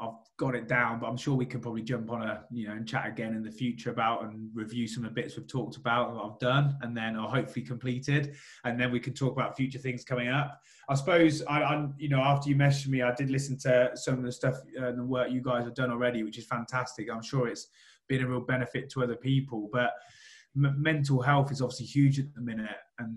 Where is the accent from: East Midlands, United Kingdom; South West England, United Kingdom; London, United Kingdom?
East Midlands, United Kingdom; Rushden; I'm from Rushden